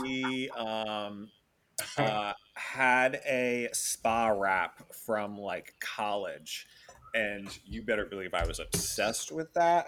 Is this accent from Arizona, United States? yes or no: no; Florida, United States; I was born in Florida